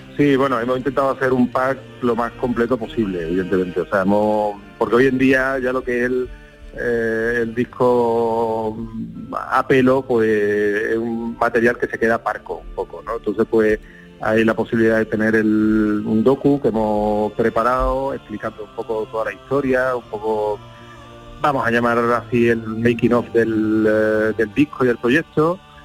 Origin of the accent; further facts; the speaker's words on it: Seville, Andalusia, Spain; siendo sevillano